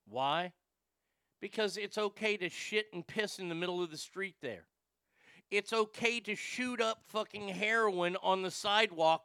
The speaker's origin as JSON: {"language": "English", "region": "Texas", "country": "United States", "tie": "born or raised there", "also_born_or_lived": "Northern California", "moved": "as an adult", "said": "my home state, and this is why I love living in Texas"}